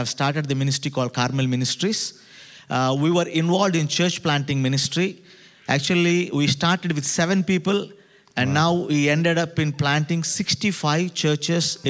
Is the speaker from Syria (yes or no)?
no; South India, India; I come all the way from South India.